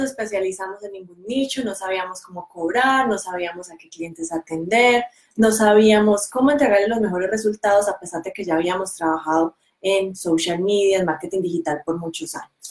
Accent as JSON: {"language": "Spanish", "country": "Colombia", "moved": "as an adult", "lives_now": "New Zealand", "said": "nosotros somos colombianos, pero vivimos en Nueva Zelanda hace ya siete años."}